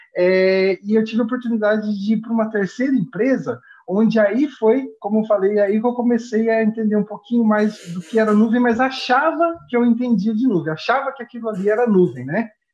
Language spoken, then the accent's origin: Portuguese; Ourinhos, São Paulo, Brazil; Eu sou de Ourinhos, que é fica aqui no interior do estado de São Paulo, aqui de divisa com o Paraná